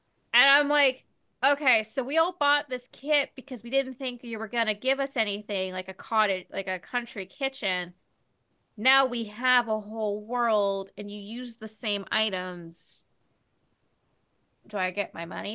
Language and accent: English; Ontario, Canada